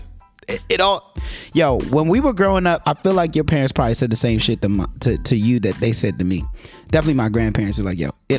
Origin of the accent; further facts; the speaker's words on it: New York City, New York, United States; moved away; I'm from Brooklyn